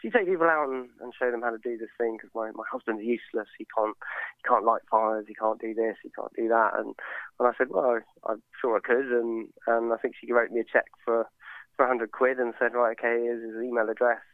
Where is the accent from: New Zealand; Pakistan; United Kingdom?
United Kingdom; Sussex, South East England; also born or lived in London; I'm from Sussex originally, kind of grew up doing a lot of fishing and hunting.